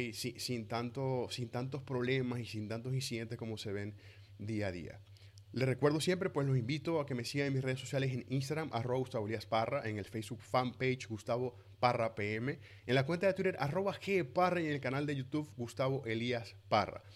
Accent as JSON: {"language": "Spanish", "country": "Venezuela", "also_born_or_lived": "Maracaibo", "moved": "yes", "said": "Yo como venezolano"}